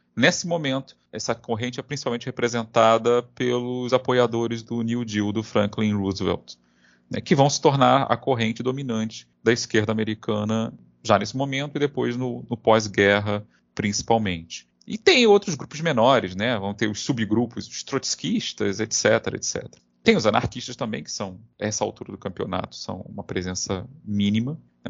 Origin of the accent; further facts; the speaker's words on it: Brazil; nós que somos brasileiros